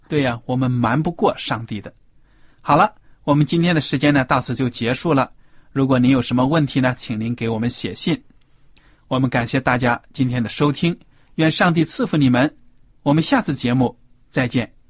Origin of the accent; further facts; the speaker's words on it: China; 对我们中国人来说，可以说是非常陌生的一个礼节，因为在我们中国的古代的文化呢